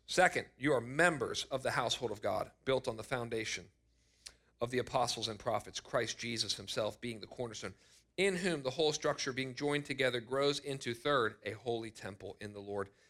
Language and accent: English; United States; I am so grateful to be an American.